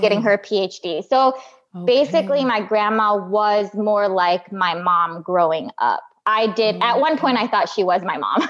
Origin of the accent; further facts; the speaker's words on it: Midwest, United States; I grew up in the Midwest.